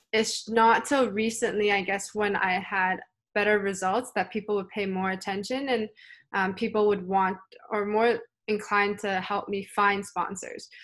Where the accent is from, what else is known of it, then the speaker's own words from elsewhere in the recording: Canada; also born or lived in Hong Kong; growing up in Canada